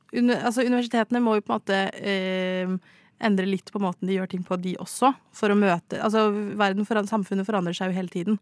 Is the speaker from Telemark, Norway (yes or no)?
no; Stavanger, Rogaland, Norway; Jeg er fra Stavanger